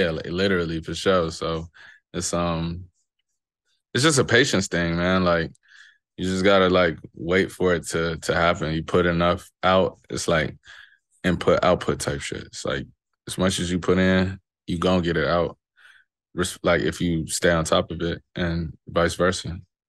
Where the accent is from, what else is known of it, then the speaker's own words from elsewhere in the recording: Chicago, Illinois, United States; I'm from Chicago for sure.